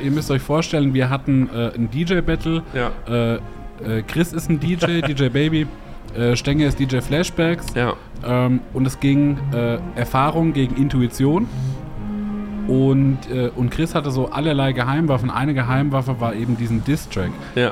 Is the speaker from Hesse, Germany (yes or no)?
yes; Hesse, Germany; ich äh, eben als Hesse